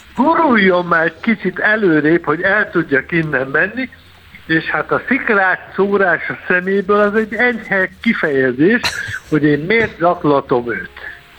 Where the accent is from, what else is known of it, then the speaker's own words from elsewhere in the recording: Tatabánya, Komárom-Esztergom, Hungary; én Tatabányán születtem, élek, innen járom a világot